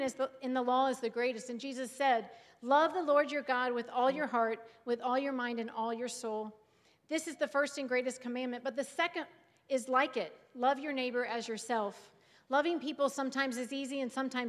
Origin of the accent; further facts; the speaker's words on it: Cincinnati, Ohio, United States; moved away as an adult; now in Sandusky, United States; My husband and David and I grew up in the Cincinnati, Ohio area